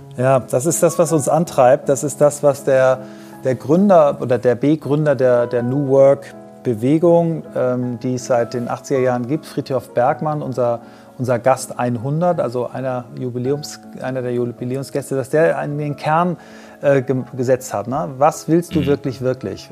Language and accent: German; Kiel, Schleswig-Holstein, Germany; wir sind ja beide Kieler